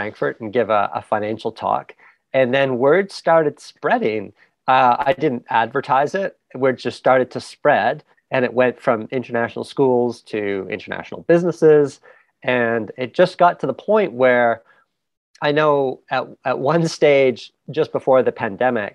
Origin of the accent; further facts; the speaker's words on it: Canada; also born or lived in England; I was born in England, raised in Canada